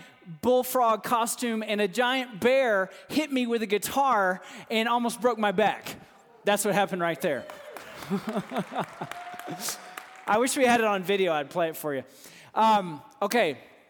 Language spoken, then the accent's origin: English; Texas, United States; I grew up in Texas. And so I know we've got some Texans in here, and us Texans